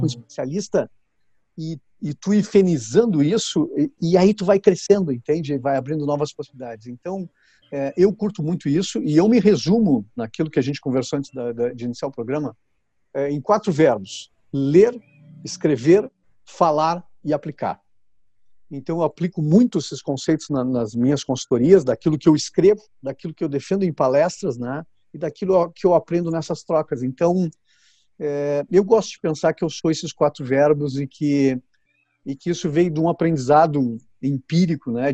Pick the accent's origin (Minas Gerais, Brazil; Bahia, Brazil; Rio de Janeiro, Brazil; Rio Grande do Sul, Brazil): Rio Grande do Sul, Brazil; Porto Alegre; Eu nasci em uma cidade chamada Rio Grande, que é bem no sul do Brasil, uhum. é, e me criei em Porto Alegre